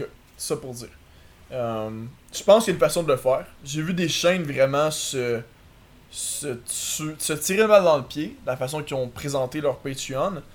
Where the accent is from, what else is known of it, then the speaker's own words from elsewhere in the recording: Quebec, Canada; accent: Québécois; notre accent québécois